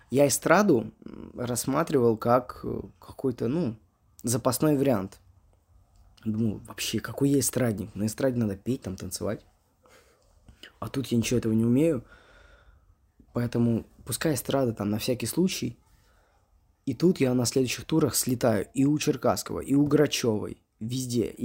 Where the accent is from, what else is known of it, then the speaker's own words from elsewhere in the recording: Moscow, Russia; Мне говорит, …, здравствуйте, вы откуда? Я говорю, э, из Москвы.